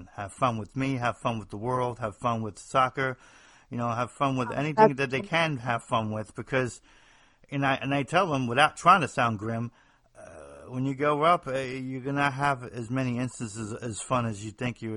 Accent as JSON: {"language": "English", "region": "New Jersey", "country": "United States", "accent": "Northeast", "moved": "as an adult", "lives_now": "the South, United States", "said": "I'm somebody from the Northeast, New Jersey, actually"}